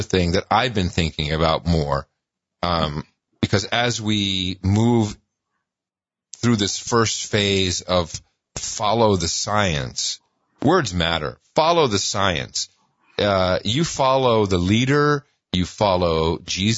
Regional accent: Amsterdam, North Holland, Netherlands; now in United States; I grew up in Amsterdam

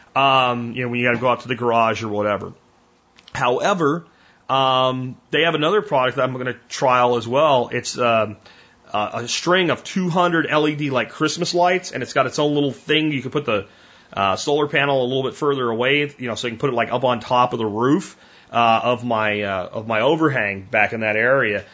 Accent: Florida, United States; as a kid growing up in Florida

